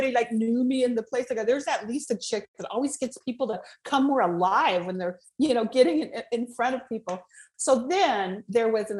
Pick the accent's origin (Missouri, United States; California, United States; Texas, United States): California, United States; Los Angeles; I was born in Hollywood.